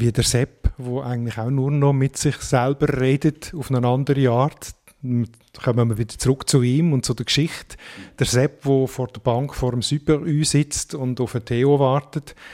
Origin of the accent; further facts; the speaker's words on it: Switzerland; accent: High Alemannic; Also mir fällt auf, gewisse Elemente, die jetzt äh, in der Hochalemannischen, in unseren hochalemannischen Dialekt nicht sind